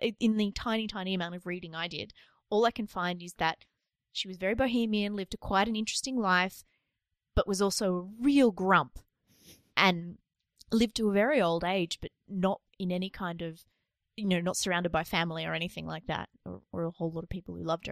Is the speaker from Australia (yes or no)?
yes; Australia; it's really embarrassing to be Australian